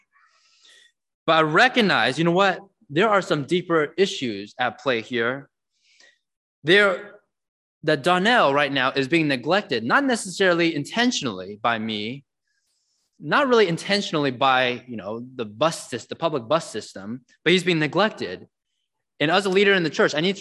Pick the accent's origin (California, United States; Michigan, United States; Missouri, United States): California, United States; San Jose; I grew up in San Jose, California